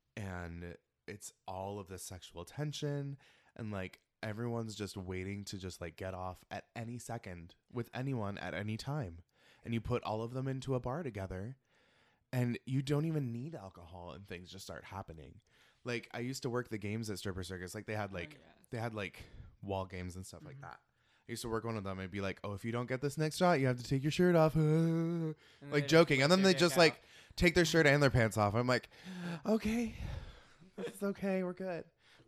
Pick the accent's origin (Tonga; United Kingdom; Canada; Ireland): Ireland; And I'm Irish.